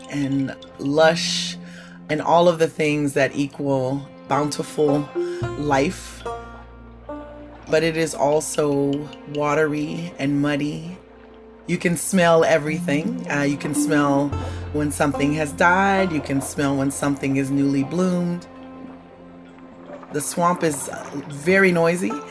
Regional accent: Bayou Liberty, Louisiana, United States; Yeah, I grew up in Bayou Liberty, just north of New Orleans in the bayou. I lived in the house where my mother was born that my grandfather built.

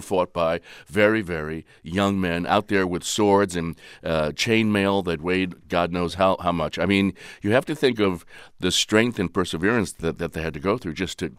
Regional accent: New York, United States; I'm an East Coaster. I go back to the East Coast. {S0} Where are you from? {S1} New York.

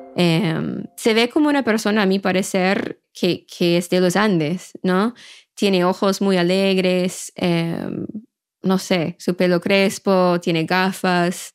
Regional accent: Maine, United States; Spanish is a second language; moved away as an adult; also born or lived in Latin America; nací en Maine y, eh, y, crecí allá y después vivía, no sé, unos 10 años en América Latina

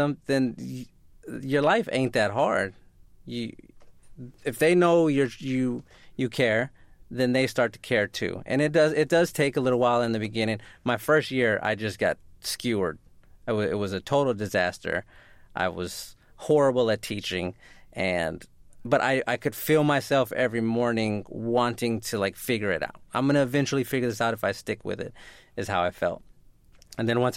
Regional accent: San Antonio, Texas, United States; also born or lived in Houston; where I grew up in San Antonio

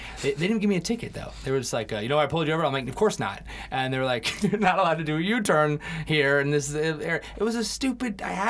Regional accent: England, United Kingdom; born there; moved away; I was born in England

